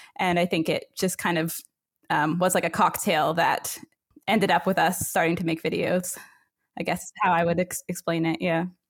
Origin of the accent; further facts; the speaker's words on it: north of Waterloo, Ontario, Canada; I grew up uh, north of Waterloo, um, Ontario, um, and it was a small uh, small village